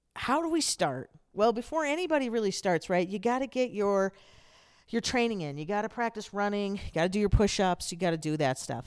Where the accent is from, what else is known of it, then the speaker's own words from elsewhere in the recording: Southern California, United States; I grew up in Southern California near what was called the Naval Amphibious Base